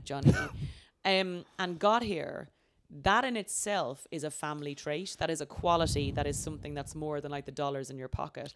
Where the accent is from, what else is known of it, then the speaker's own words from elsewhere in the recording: Ireland; moved away; I was from Ireland